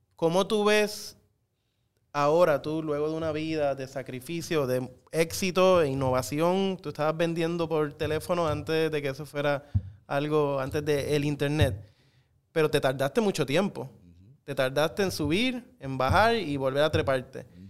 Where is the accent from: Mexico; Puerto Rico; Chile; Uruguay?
Puerto Rico; como a muchas generaciones de puertorriqueños